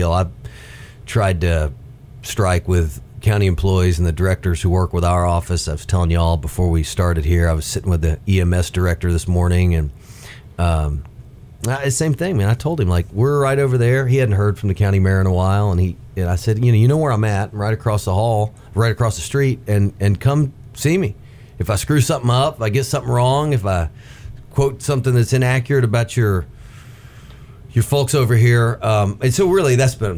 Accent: Hixson, Tennessee, United States; also born or lived in Nashville; I grew up in Hickson, kind of deep out on Big Ridge, and had a lot of TVA land behind my house

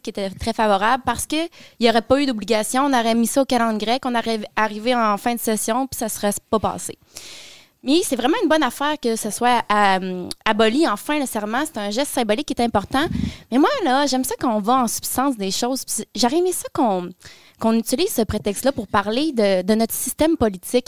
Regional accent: Quebec City, Quebec, Canada; moved away as an adult; also born or lived in Ottawa; now in Gatineau, Canada; je suis une jeune femme de la ville de Québec

